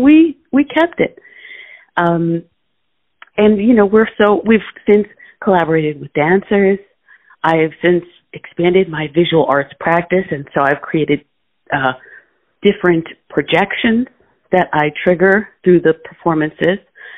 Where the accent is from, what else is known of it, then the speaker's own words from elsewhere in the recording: Florida, United States; moved away as an adult; also born or lived in Massachusetts, United States; now in New York, United States; I was born in New York, uptown, where my parents immigrated and their parents immigrated to New York. Subsequently, I grew up in Florida because of my parents and their careers